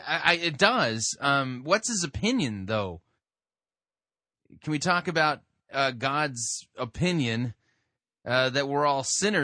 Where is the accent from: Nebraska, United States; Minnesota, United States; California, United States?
California, United States; I'm beginning to think that I actually qualify as a Yankee, even though I grew up in Southern California.